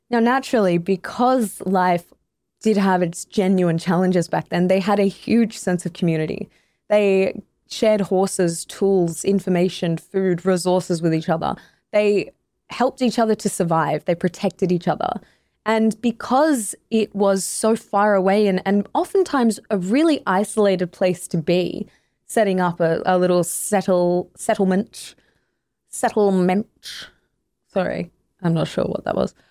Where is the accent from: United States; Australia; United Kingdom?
Australia; I come from Australia, one of the other great stolen nations.